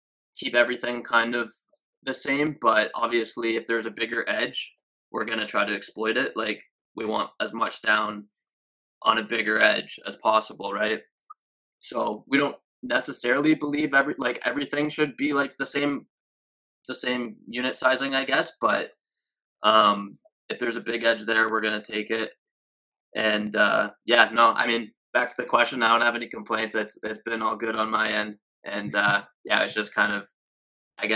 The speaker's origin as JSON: {"language": "English", "country": "Canada", "said": "we're both Canadian"}